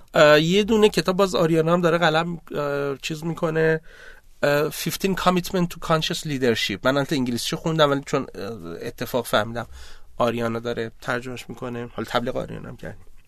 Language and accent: Persian; Abadan, Khuzestan, Iran; من آبادانی هستم